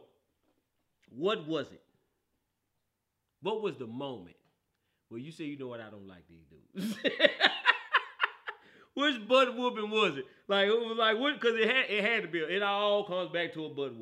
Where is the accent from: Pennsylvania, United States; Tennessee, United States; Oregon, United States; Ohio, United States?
Tennessee, United States; Memphis; I'm from Memphis